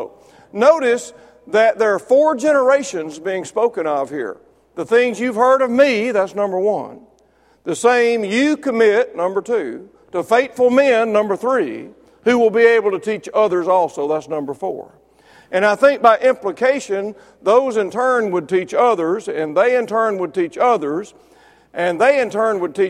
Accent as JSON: {"language": "English", "region": "Mississippi", "country": "United States", "tie": "born or raised there", "said": "I was born and raised in Mississippi"}